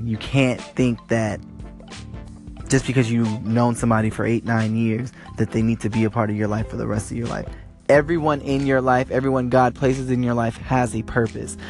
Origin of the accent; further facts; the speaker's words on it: Los Angeles, California, United States; I am from Los Angeles, California.